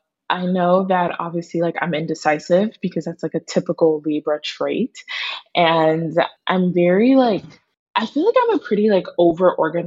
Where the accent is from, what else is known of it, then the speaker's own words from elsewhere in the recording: Pickerington, Ohio, United States; moved away as an adult; also born or lived in Newark, New Jersey; now in New York City, United States; just got moved away to Pickerington, Ohio